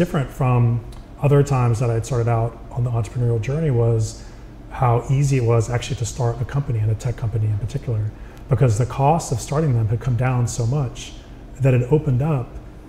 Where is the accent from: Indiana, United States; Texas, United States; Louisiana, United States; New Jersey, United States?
Texas, United States; I came to California from Texas because I wanted to be an engineer.